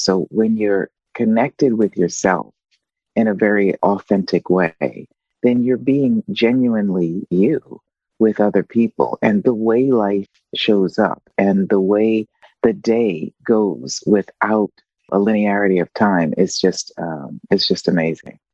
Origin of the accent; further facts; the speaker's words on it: United States; moved away as an adult; now in Italy; I'm living um, outside of the US, right? Um, but of course, I'm still a US citizen